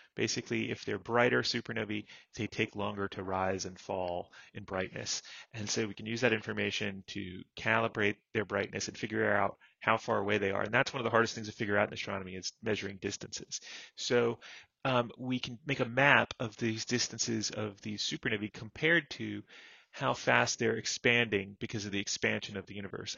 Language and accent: English; Florida, United States; I grew up in Florida